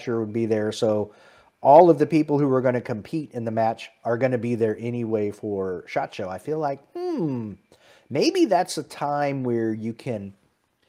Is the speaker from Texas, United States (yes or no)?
yes; Dallas, Texas, United States; I was born in Dallas